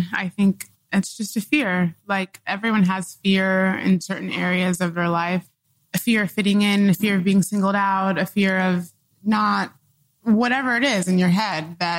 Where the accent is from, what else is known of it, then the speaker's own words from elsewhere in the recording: Oklahoma, United States; born there; also born or lived in Dodge City, Kansas / Illinois / Michigan; I moved around a lot when I was growing up. I was born in Oklahoma. I moved to Dodge City, Kansas. Then I moved to Illinois, Michigan. Then I moved to Illinois, like a lot of really small towns throughout the middle of the country